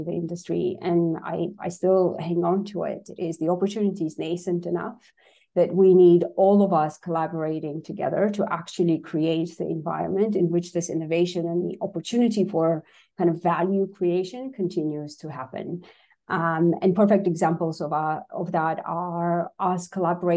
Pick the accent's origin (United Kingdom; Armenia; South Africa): Armenia; English is a second language; moved away; I was born and raised in Armenia